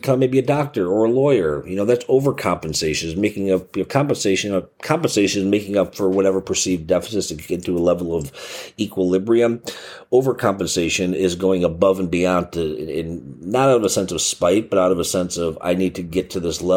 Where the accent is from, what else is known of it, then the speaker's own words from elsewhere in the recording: Chicago, Illinois, United States; I'm from Chicago